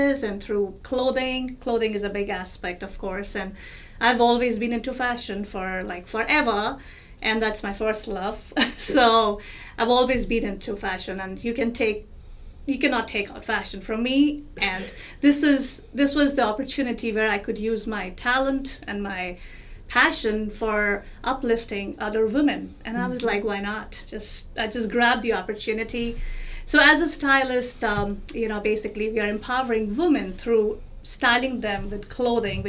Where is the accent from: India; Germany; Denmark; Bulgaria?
India; New Delhi, Delhi; moved away; I was born in New Delhi, India, and there's a lot of culture, there's a lot of values that I hold with myself from my country